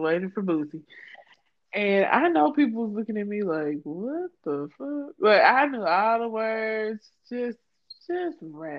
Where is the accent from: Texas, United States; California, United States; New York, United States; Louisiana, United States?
Louisiana, United States; I am from Louisiana